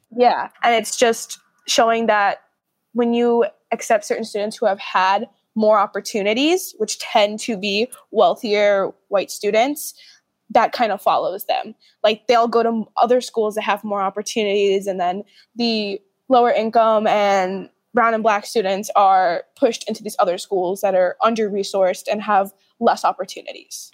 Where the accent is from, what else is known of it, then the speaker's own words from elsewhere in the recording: New York City, New York, United States; I'm from Brooklyn